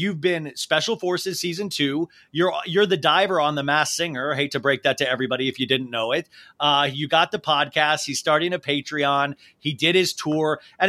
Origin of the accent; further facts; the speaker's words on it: Cincinnati, Ohio, United States; growing up in Cincinnati, you can't comprehend sometimes being a part of Los Angeles.